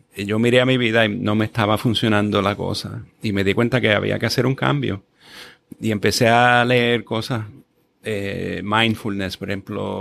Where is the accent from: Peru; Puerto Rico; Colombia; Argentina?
Puerto Rico; Guaynabo; yo crecí en Guaynabo